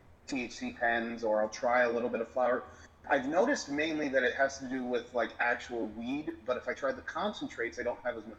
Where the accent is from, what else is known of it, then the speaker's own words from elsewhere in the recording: Colorado, United States; born there; also born or lived in three other states; Originally born in Colorado. And I have lived in three other states since then.